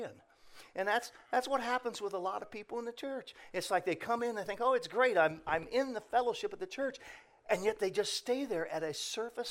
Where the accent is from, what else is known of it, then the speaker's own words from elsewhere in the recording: Indiana, United States; now in Ohio, United States; I'm originally from Indiana